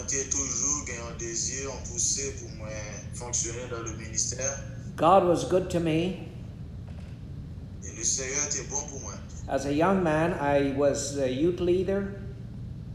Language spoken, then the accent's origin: English; Guyana; now in Mississauga, Canada; Originally, I am from Guyana